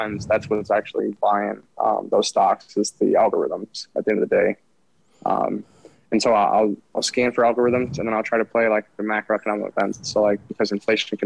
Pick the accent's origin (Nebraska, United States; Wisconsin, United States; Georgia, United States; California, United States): Wisconsin, United States; I grew up in Wisconsin